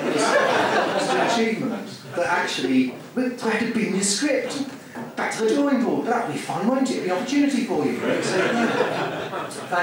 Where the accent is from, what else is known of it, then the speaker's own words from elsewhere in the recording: Surrey, South East England, United Kingdom; also born or lived in London; I'm from Surrey